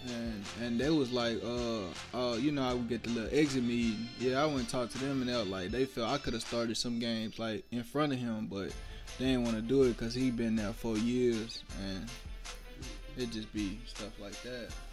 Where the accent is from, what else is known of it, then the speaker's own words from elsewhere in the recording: Lake Charles, Louisiana, United States; Lake Charles is home